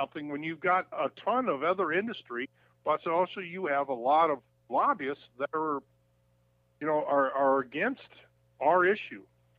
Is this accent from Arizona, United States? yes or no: no; Minnesota, United States; in my home state of Minnesota